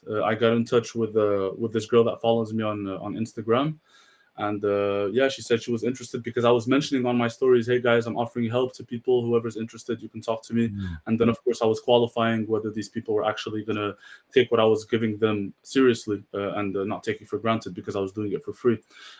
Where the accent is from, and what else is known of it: Marrakesh, Marrakesh-Safi, Morocco